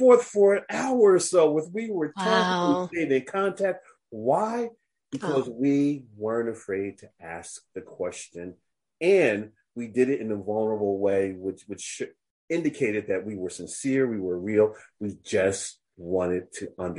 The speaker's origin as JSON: {"language": "English", "country": "United States", "said": "I'm very aware that I'm an American."}